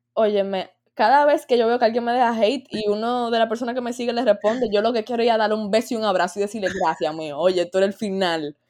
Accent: Dominican Republic; yo soy dominicana

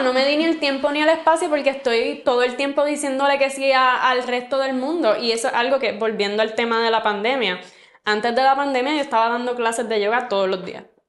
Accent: Puerto Rico; como puertorriqueñas

